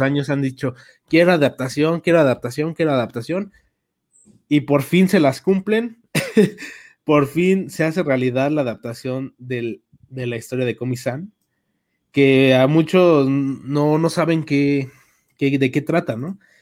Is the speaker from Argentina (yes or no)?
no; Mexico; somos de México